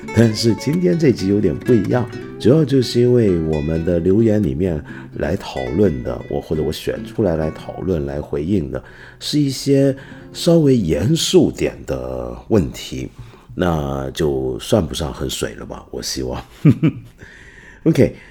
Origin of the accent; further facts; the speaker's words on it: China; 我们中国人